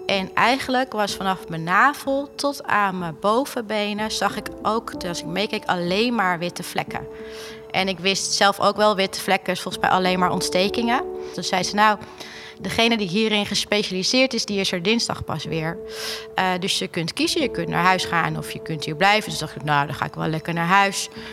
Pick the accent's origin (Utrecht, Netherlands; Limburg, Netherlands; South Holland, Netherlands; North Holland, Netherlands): North Holland, Netherlands; Alkmaar; ik kom uit Alkmaar